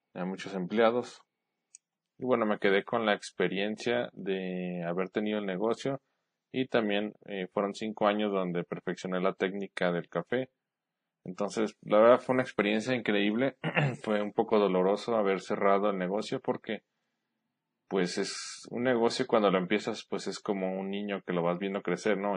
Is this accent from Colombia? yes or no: no; Guadalajara, Jalisco, Mexico; moved away as an adult; now in San Luis Potosí, Mexico; Soy de Guadalajara, Jalisco, pero actualmente vivo en San Luis Potosí con mi esposa.